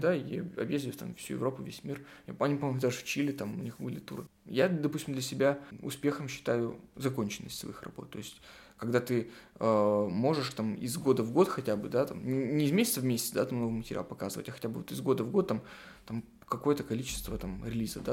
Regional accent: Sarapul, Udmurtia, Russia; now in Murmansk, Russia; Я вырос, э, не в Мурманске, я вырос в средней полосе в городе Сарапул

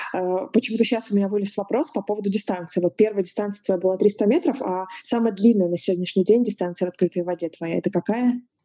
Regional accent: Novorossiysk, Krasnodar Krai, Russia; я родилась, выросла в Новороссийске, берег Черного моря

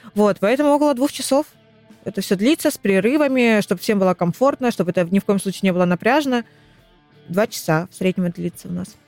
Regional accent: Rostov-on-Don, Rostov Oblast, Russia; moved away as an adult; now in Krasnodar, Russia; Я сама из Ростова.

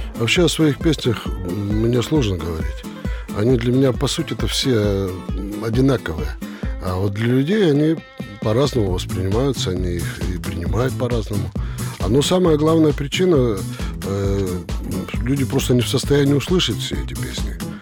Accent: Perm, Perm Krai, Russia; мы из Перми с Федькой. Вот я родился э, в Пермском районе. То есть это пригород Перми

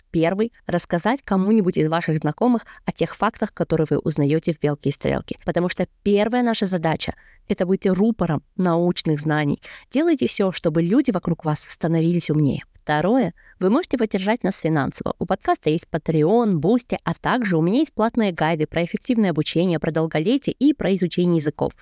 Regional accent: Kazakhstan; moved away; Я родом из Казахстана и сейчас работаю физиком-теоретиком по немецкой индустрии

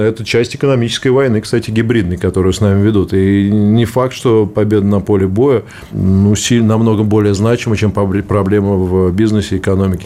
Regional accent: Moscow, Russia; Я из Москвы

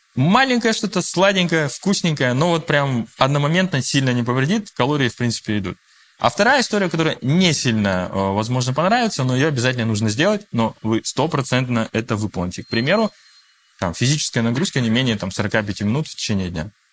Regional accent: Russia; first language Russian; я считаю себя русским, да, то есть я россиянин, я родился уже в России

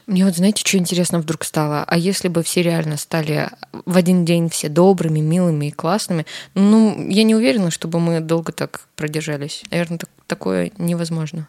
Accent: Karaganda, Karaganda Region, Kazakhstan; в Караганде, в моем родном городе

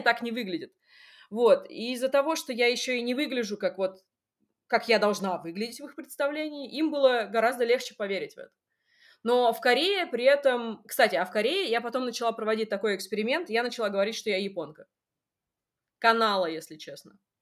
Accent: Russia; also born or lived in Seoul, South Korea

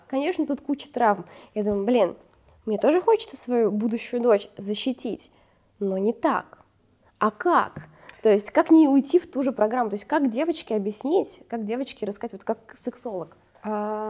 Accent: Uzbekistan; moved away; also born or lived in Russia; я росла в Узбекистане

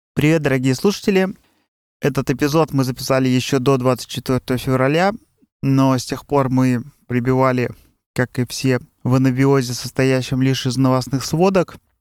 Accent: Russia; now in Europe; мы с Катей из России работаем в Европе

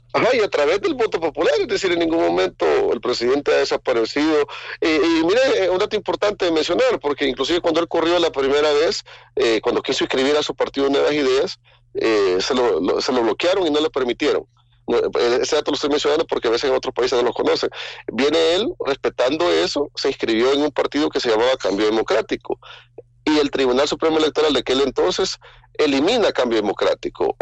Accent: El Salvador; cuando he viajado como salvadoreño

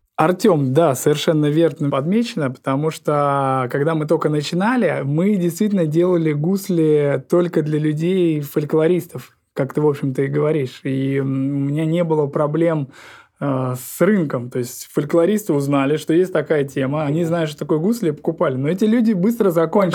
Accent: Saint Petersburg, Russia; also born or lived in Pushkino village, Tver Oblast; now in Pushkino, Tver Oblast, Russia; в которую я приехал на постоянное место жительства из города Ленинград, Санкт-Петербург, да, потому что родился именно там

